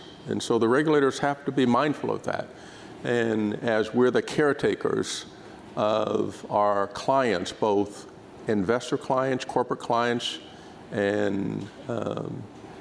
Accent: Dayton, Ohio, United States; moved away; my hometown, which is Dayton, Ohio

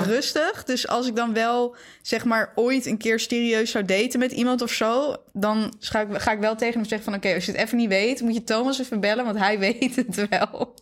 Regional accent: Zeewolde, Flevoland, Netherlands; ik ben opgegroeid in Zeewolde.

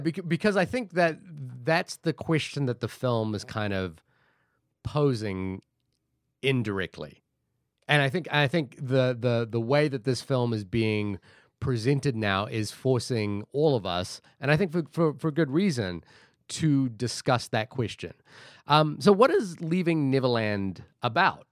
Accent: Fiji; moved away; I grew up in Fiji

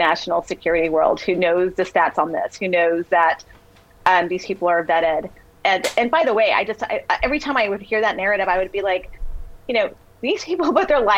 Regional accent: Texas, United States; I grew up in Texas

